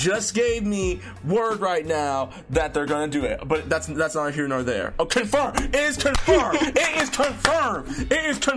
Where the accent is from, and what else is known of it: United States